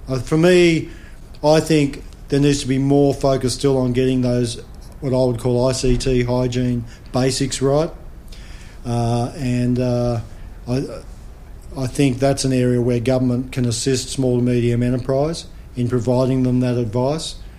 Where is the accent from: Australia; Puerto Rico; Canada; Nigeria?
Australia; as an Australian citizen